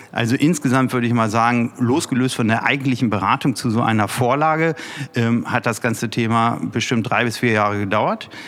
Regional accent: Peine, Lower Saxony, Germany; ist auch ein wichtiges Zeichen hier aus meiner Heimatstadt, aus äh, ja. unserer schönen Stadt Peine

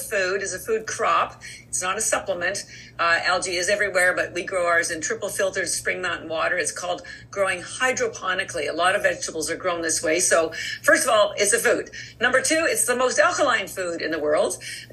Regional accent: Canada; moved away as an adult; now in Boston, United States; I am Canadian by birth, but I've lived in Boston for over 30 years

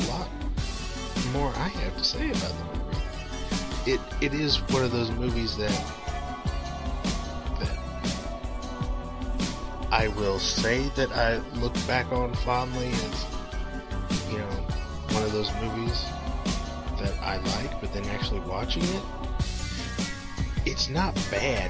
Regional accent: Midwest, United States; growing up in the Midwest.

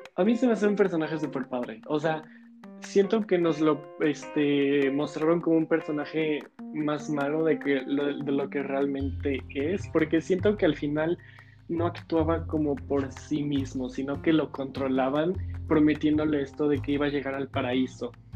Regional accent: Mexico; nosotros somos mexicanos

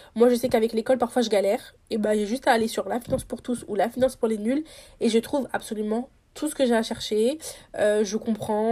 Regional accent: Senegal; investi au Sénégal, du coup dans mon pays natal

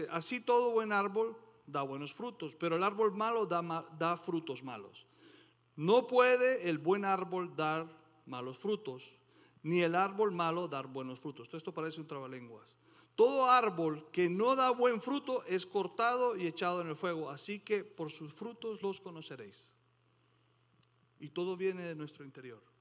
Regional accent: Colombia; moved away; Después de tanto tiempo que yo me vine de Colombia y volví buscando eso que extrañaba, me encontré que eso ya no existía.

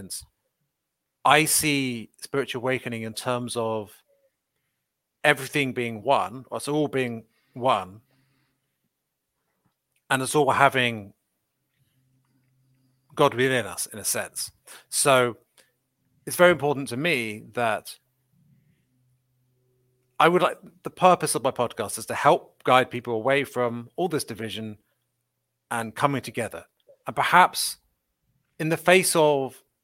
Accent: Windsor, South East England, United Kingdom; I'm from Windsor, or near Windsor, in west of London, in the UK

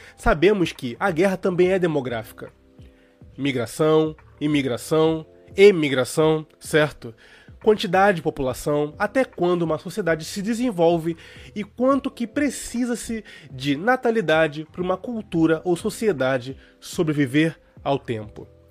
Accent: Brazil; como brasileiros

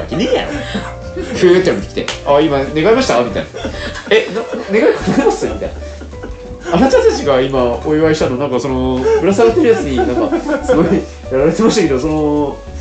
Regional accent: Nagasaki, Japan; 地元長崎

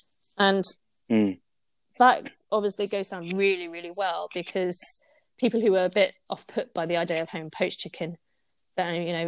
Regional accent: Singapore; now in United Kingdom; knowledge as a Singaporean Brit. And this is how I like to make it, given the ingredients I have as well in the UK.

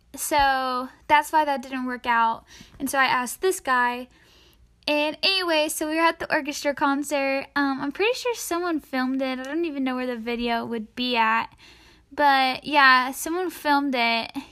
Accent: East Tennessee, United States; I'm from East Tennessee

